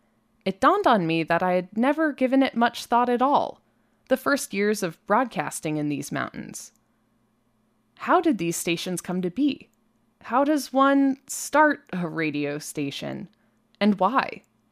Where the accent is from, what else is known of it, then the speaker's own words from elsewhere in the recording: Bath County, Virginia, United States; Growing up in Bath County